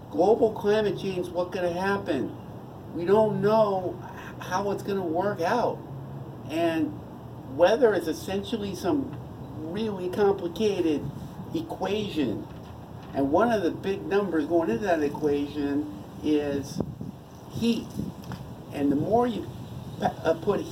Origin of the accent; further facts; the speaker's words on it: United States; I'm an American, not a Russian